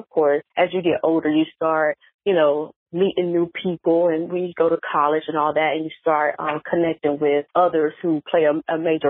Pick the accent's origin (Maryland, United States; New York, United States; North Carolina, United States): North Carolina, United States; now in Atlanta, United States; before I moved to Atlanta, so I'm from North Carolina.